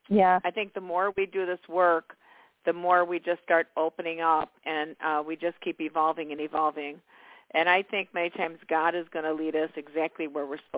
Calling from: Illinois, United States; I'm calling from Illinois, and I just wanted to see what's coming up for my love life.

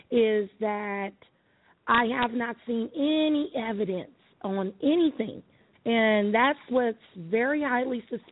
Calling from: Arizona, United States; Hey, what's up, y'all? I'm calling from Arizona.

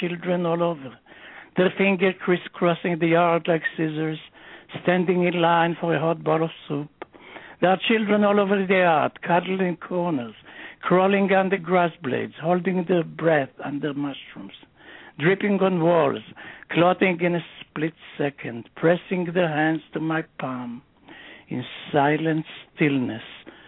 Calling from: Philadelphia, Pennsylvania, United States; I'm calling from Philadelphia.

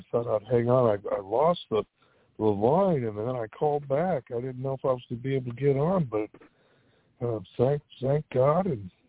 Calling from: California, United States; Hey, it's … from California.

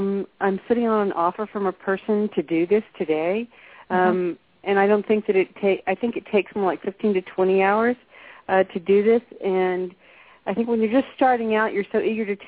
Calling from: Texas, United States; I'm calling from Texas.

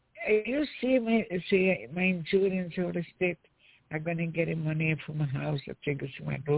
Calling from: New York, United States; Yeah, I'm calling from New York.

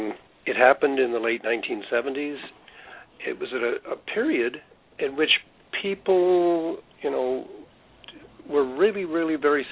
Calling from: Vancouver, British Columbia, Canada; Yes, I'm calling from Vancouver, British Columbia.

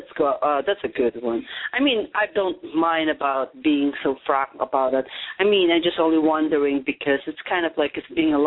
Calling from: Arizona, United States; I'm calling from Arizona.

